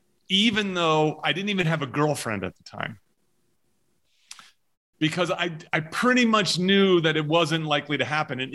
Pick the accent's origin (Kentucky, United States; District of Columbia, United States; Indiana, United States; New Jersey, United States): New Jersey, United States; In New Jersey.